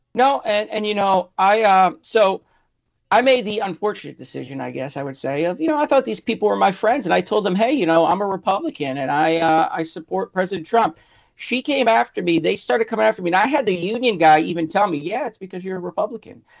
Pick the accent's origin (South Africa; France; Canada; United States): United States; Connecticut; moved away as an adult; now in California, United States; I'm actually originally from Connecticut